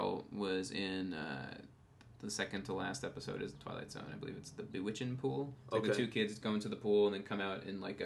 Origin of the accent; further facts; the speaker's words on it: Long Island, New York, United States; moved away as an adult; now in Los Angeles, United States; I grew up on Long Island, which is very, it's a very bro-y place, at least the part of it that I'm from.